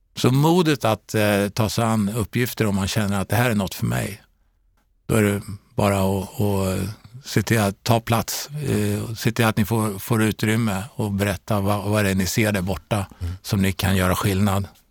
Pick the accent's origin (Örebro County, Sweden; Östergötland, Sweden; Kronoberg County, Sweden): Örebro County, Sweden; Örebro; moved away; also born or lived in Stockholm / Karlstad / Ljungsbro; jag är faktiskt född i Stockholm, uppväxt i eh, Örebro